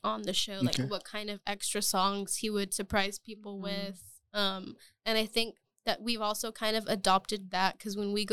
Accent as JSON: {"language": "English", "town": "Austin", "region": "Texas", "country": "United States", "tie": "born or raised there", "said": "We're from Austin, Texas. We are fourth generation Mexican-American. We've always lived in South Austin our whole lives"}